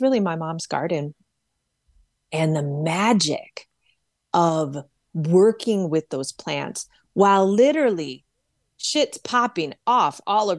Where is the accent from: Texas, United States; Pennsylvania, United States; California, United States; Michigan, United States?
Michigan, United States; Detroit; my mother's garden in Detroit, Michigan, where I was raised